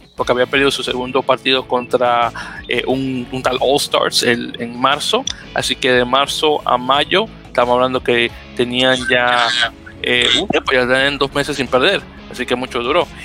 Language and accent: Spanish; Dominican Republic